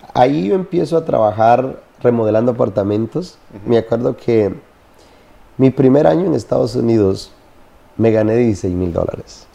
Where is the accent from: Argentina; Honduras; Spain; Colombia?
Honduras; now in United States; nací en Honduras, en el campo.